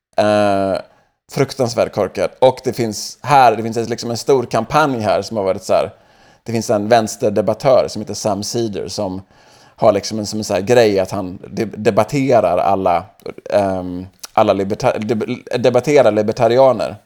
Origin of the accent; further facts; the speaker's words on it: Sweden; now in Los Angeles, United States; som annan svensk i USA